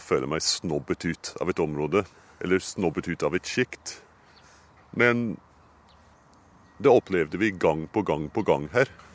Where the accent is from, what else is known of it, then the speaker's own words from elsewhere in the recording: United Kingdom; Norwegian is a second language; moved away as an adult; now in Oslo, Norway; Jeg kommer fra Storbritannia og studerte på Cambridge